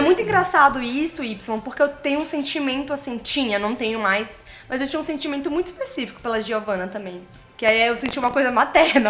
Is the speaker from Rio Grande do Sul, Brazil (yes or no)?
no; Maranhão, Brazil; Sou do Maranhão